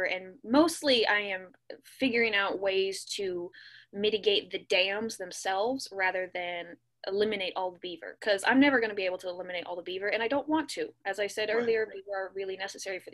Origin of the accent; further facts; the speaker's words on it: California, United States; growing up in California, I grew up in a desert bowl